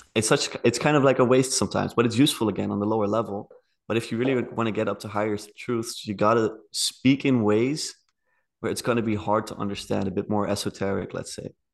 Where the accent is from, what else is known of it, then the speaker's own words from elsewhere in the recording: Netherlands; I'm from the Netherlands.